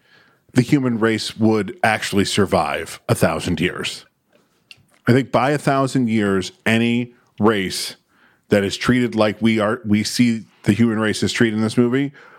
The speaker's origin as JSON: {"language": "English", "town": "Syracuse", "region": "New York", "country": "United States", "said": "I'm from Syracuse"}